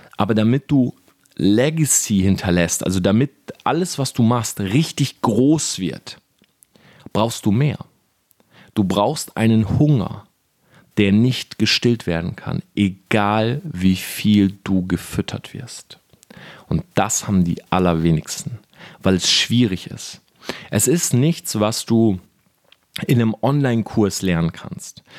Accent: Delmhorst, Lower Saxony, Germany; ich komme aus Delmhorst, das ist eine kleine Stadt, 80.000 Einwohner. Und bei uns gibt es sowas nicht

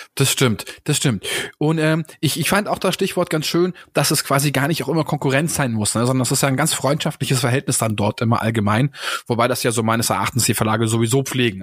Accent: Munich, Bavaria, Germany; hier in meiner Heimat äh, im schönen München

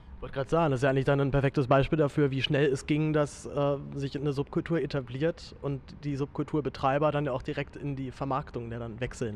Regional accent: Berlin, Germany; als Berliner

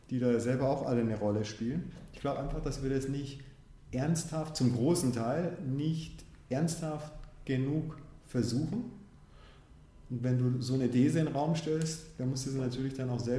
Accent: Munich, Bavaria, Germany; also born or lived in Tanzania; Ich bin selbst in München auch geboren. In, als ich fünf war, sind meine Eltern nach Tansania. Als ich zwölf war, haben sie sich getrennt. Meine Mutter, meine Schwester und ich sind wiederum zurück nach München.

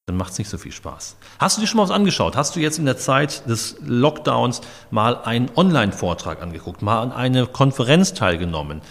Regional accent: Dortmund, North Rhine-Westphalia, Germany; now in Steinfurt, Germany; ich komme aus Dortmund

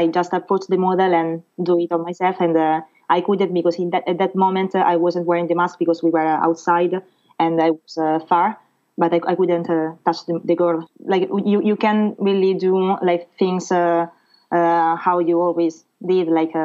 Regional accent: Rome, Lazio, Italy; English is a second language; moved away as an adult; now in Paris, France; I'm from Rome in Italy

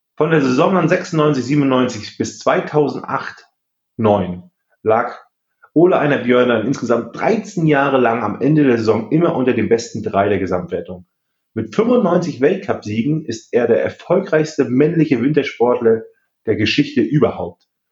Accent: East Germany, Germany; ich bin selber Ossi

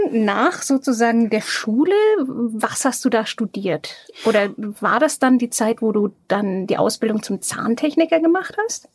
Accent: Franconia, Bavaria, Germany; Die Franken besonders, ja. ja. Wir sind ja die Plaudertaschen Deutschlands.

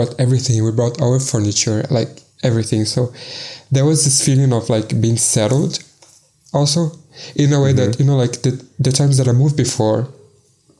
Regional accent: Salvador, Bahia, Brazil; first language Portuguese; English is a second language; moved away as an adult; also born or lived in Belo Horizonte, Brazil / Berlin, Germany / Munich, Germany; now in Lisbon, Portugal; I'm originally from Salvador, which is in the state of Bahia in Brazil, like the northeast

